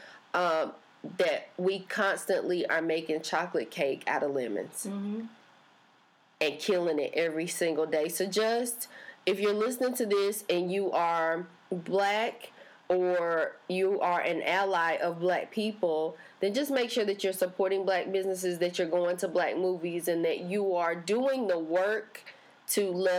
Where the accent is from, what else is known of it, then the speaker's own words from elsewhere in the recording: Sanford, North Carolina, United States; I'm from Sanford, North Carolina